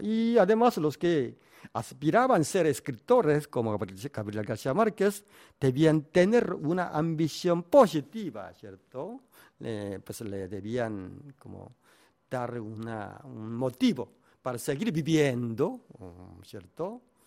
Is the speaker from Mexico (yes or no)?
no; South Korea; Spanish is a second language; siendo un coreano